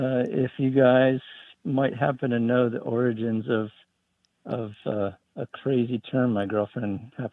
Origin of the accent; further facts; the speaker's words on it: upstate New York, United States; now in Virginia, United States; So I grew up in upstate New York where pine needles are appropriately called pine needles.